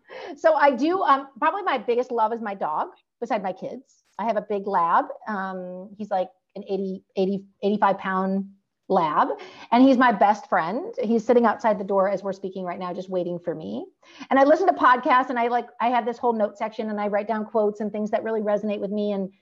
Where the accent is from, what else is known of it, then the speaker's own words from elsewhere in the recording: California, United States; I'm from California